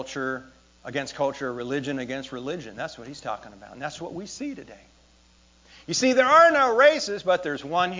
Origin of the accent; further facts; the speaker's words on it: United States; I'm from America